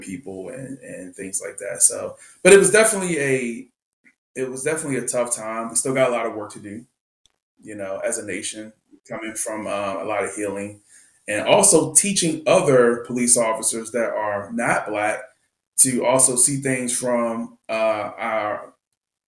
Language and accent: English; Washington, District of Columbia, United States; moved away; also born or lived in Montgomery County, Maryland; I grew up in Southeast Washington, and then later moved to Montgomery County